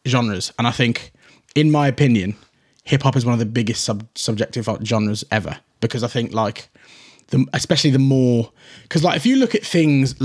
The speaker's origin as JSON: {"language": "English", "town": "Shrewsbury", "region": "West Midlands", "country": "United Kingdom", "said": "I was very young, and to be from Shrewsbury and trying to be a rapper"}